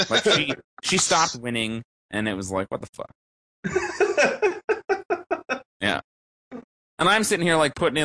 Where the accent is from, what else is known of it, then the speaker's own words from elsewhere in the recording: Canada; I'm Canadian.